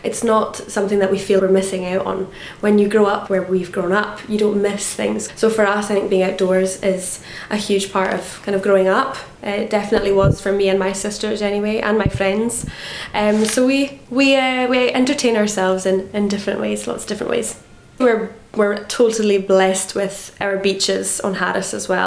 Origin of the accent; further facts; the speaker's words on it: Harris, Scotland, United Kingdom; also born or lived in Stornoway, Isle of Lewis; I am originally from Harris. Now I get the chance to live here at home and work at home as well. Well, born in Stornoway on the Isle of Lewis. That's where the hospital is, but grew up in Harris.